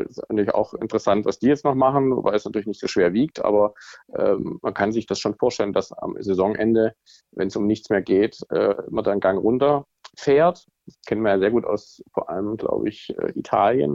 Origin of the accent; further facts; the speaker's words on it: Swabia, Germany; now in Hamburg, Germany; als Schwabe